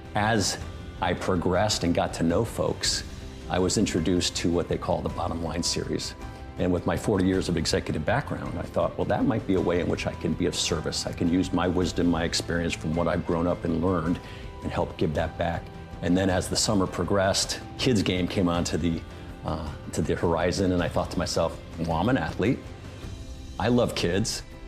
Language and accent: English; South Bend, Indiana, United States; moved away as an adult; also born or lived in Chicago; now in Carlsbad, United States; I grew up in South Bend, Indiana